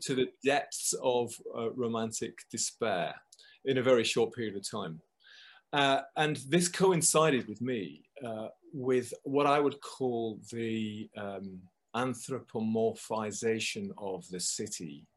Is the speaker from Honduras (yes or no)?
no; just outside Manchester, Lancashire, North West England, United Kingdom; now in London, United Kingdom; I come from the north of England. I come from um, just outside Manchester, sort of um, uh, in Lancashire.